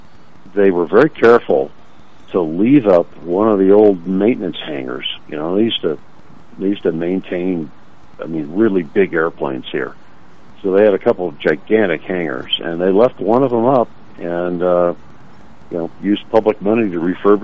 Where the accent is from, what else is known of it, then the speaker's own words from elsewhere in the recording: Minneapolis, Minnesota, United States; moved away; Obviously, I grew up in Canada, in Minneapolis, where high school hockey was huge.